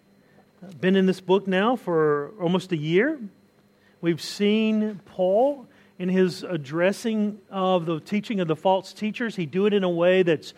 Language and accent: English; Southern U.S., United States; I can always identify myself as a Southerner if I want to. Southern U.S., we identify ourselves as a specific group